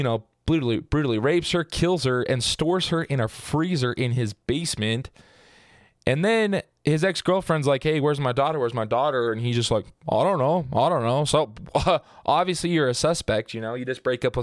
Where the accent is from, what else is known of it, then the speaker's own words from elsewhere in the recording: Southern Utah, United States; I was born and raised in Southern Utah